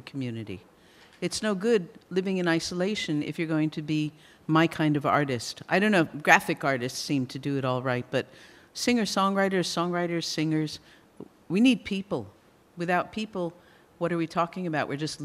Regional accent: United States; I'm American

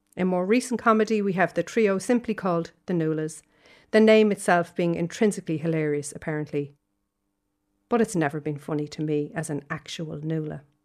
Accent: Dublin, Leinster, Ireland; now in Galway, Ireland; I live in Galway, but I'm from Dublin originally

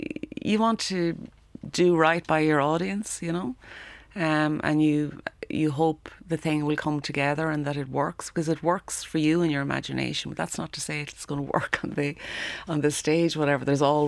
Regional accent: Leinster, Ireland; So yeah, Offaly, but I was brought up in Offaly. So Offaly does have, you know, I spent 17 years there, but not, I never really felt I was from Offaly, if that makes sense.

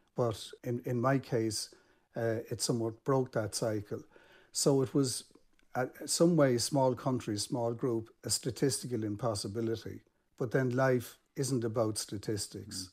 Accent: Ireland; in Ireland as an Irish man

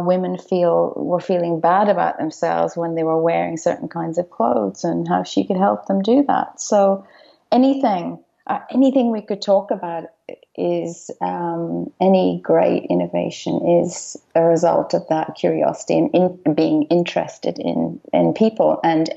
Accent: Dublin, Leinster, Ireland; now in Melbourne, Australia; When I was growing up in Dublin

